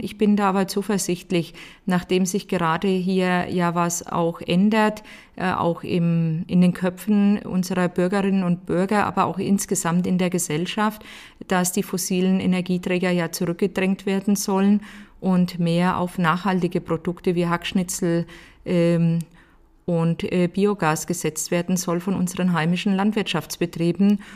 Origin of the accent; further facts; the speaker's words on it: Oberelsbach, Bavaria, Germany; meine Heimatgemeinde